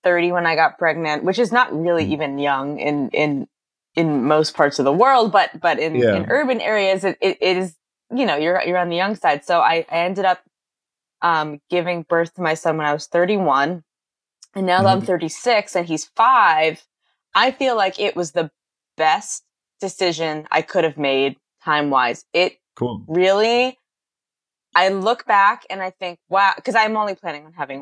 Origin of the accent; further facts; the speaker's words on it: Boston, Massachusetts, United States; now in Los Angeles, United States; I'm from Boston